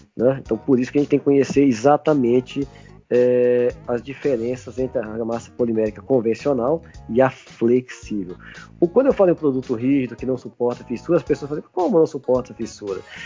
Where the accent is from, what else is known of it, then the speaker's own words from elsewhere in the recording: Minas Gerais, Brazil; now in São Paulo, Brazil; eu estou em São Paulo, mas eu sou de Minas